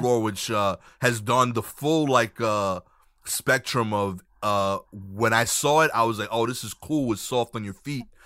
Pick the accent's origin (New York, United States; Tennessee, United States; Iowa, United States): New York, United States; New York City; I'm from Brooklyn. I grew up in Brooklyn